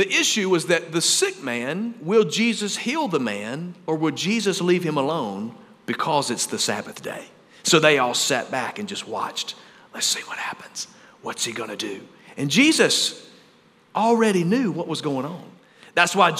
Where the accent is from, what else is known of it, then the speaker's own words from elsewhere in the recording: Bradford, Alabama, United States; I'm from Bradford, Alabama